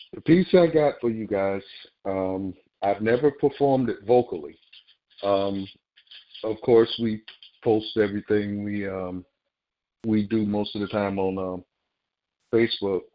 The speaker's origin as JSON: {"language": "English", "region": "the South", "country": "United States", "tie": "born or raised there", "said": "growing up in the South"}